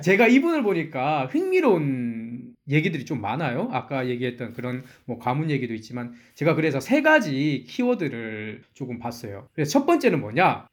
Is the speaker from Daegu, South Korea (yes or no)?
no; Ulsan, South Korea; accent: Ulsan dialect; 저희 고향인 울산 사투리로